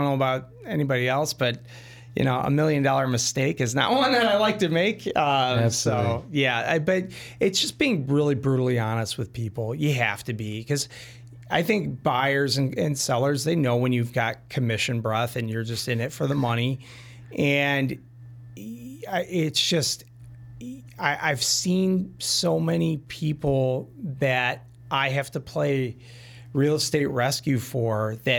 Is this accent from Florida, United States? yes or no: no; Orland Park, Illinois, United States; We're both from Orland Park.